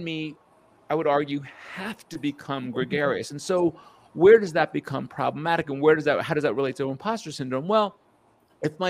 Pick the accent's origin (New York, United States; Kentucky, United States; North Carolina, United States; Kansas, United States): New York, United States; outside of; my experience as a young child being of Indian descent in a small Jewish community outside of New York.